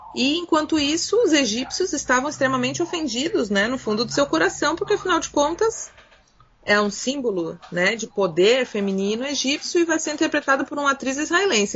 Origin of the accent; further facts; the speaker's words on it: Brazil; nós, como brasileiros e latino-americanos